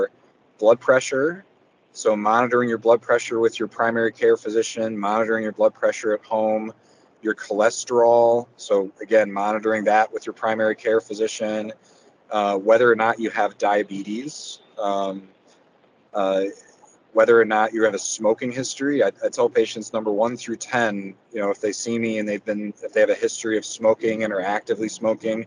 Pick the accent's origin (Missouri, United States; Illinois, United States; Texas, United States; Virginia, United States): Missouri, United States; University City; moved away; also born or lived in Michigan / Indiana / Miami, Florida / Detroit; I grew up in the St. Louis area in University City, moved away to Michigan